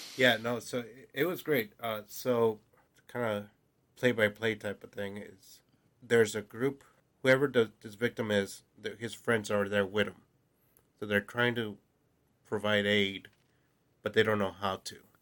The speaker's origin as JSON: {"language": "English", "region": "West Coast", "country": "United States", "tie": "born or raised there", "moved": "yes", "lives_now": "New Jersey, United States", "said": "growing up in the West Coast"}